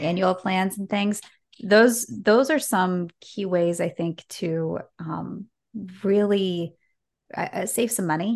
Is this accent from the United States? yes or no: yes; United States; an American growing up with Black Friday